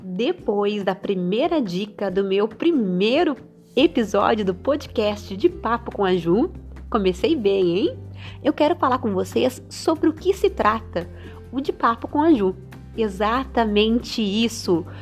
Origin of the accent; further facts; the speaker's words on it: Rio Grande, Rio Grande do Sul, Brazil; Sou aqui de Rio Grande, do Rio Grande do Sul.